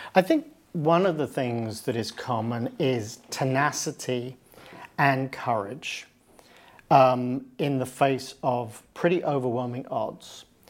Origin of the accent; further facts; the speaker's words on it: United Kingdom; now in United States; where I live and where I'm from, I'm from Britain, I live in the United States.